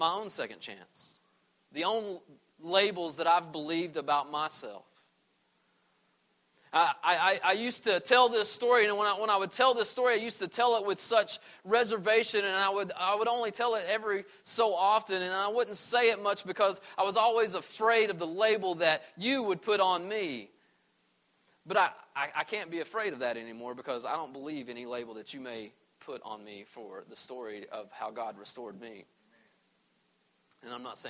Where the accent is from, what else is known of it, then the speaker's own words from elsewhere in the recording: East Tennessee, United States; moved away as an adult; also born or lived in Arizona; I grew up in East Tennessee.